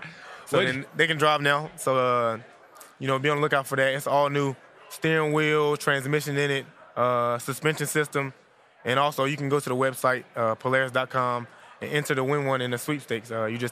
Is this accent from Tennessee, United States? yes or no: no; North Carolina, United States; born or raised there